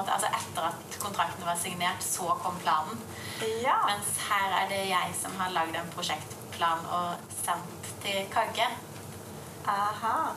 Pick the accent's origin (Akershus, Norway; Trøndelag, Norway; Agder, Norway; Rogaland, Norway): Agder, Norway; Grimstad; Og så var jeg i Grimstad, der jeg er fra, da.